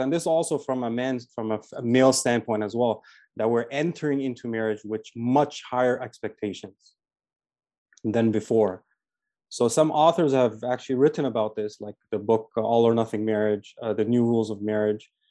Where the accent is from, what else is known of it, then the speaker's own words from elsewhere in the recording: Toronto, Ontario, Canada; also born or lived in Medina, Saudi Arabia; I'm from Toronto, Canada